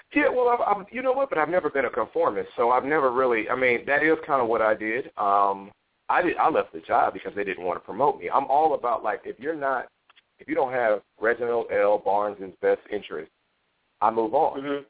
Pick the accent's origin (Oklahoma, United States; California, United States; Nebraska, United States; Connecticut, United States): Nebraska, United States; Omaha; moved away as an adult; also born or lived in Houston, Texas; I'm originally from Omaha, Nebraska